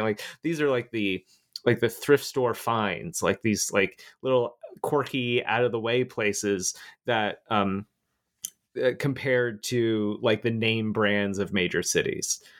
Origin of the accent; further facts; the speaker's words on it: Florida, United States; moved away; also born or lived in Albany, New York; I grew up in Florida. I used to live there